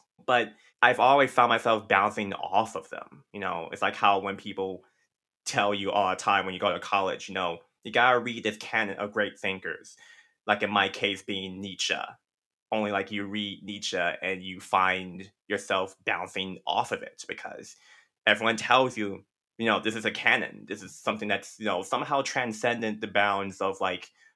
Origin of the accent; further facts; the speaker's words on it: Compton, California, United States; growing up in Compton